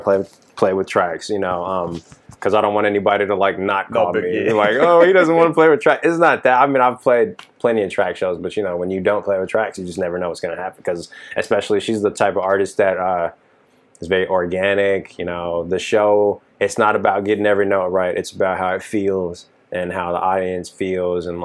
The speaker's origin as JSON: {"language": "English", "town": "Dallas", "region": "Texas", "country": "United States", "tie": "born or raised there", "moved": "as an adult", "lives_now": "Los Angeles, United States", "said": "I am a Texan through and through, born and raised Dallas, Texas, 30 years, just recently relocated to Los Angeles"}